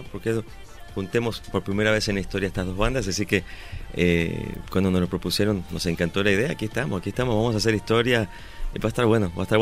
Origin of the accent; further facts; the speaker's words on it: Buenos Aires, Argentina; now in Mexico; Nací en Buenos Aires, Argentina, pero soy mexicano hace 12 años también. Soy chilangaucho, como dice un amigo.